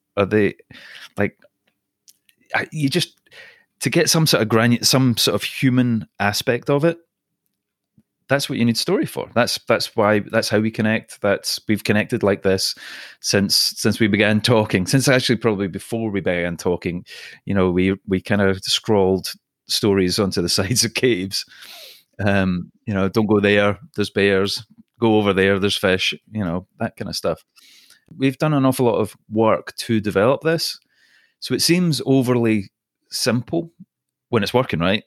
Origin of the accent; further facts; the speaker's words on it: Scotland, United Kingdom; accent: Scottish; also born or lived in Singapore / London; now in Los Angeles, United States; My accent is Scottish. I was born in Singapore